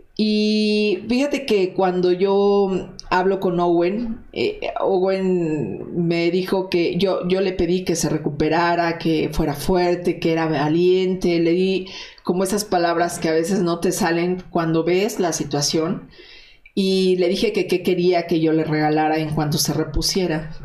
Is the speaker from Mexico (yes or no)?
yes; Mexico; lo que nos toca como mexicanos